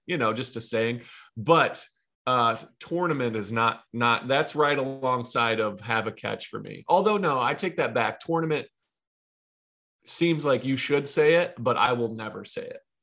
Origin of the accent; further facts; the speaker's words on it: Ohio, United States; I'm from Ohio, Midwest, grew up, born and raised